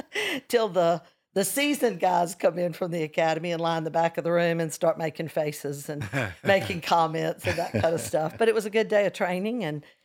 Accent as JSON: {"language": "English", "town": "Hoover", "region": "Alabama", "country": "United States", "tie": "born or raised there", "said": "my hometown of Hoover, Alabama"}